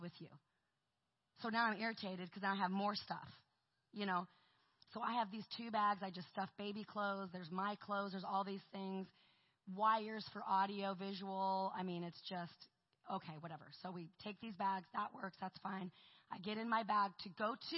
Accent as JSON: {"language": "English", "town": "Portland", "region": "Oregon", "country": "United States", "said": "I'm from Portland, Oregon."}